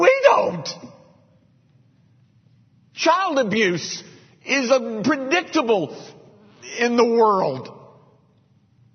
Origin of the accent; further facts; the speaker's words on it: United States; I'm an American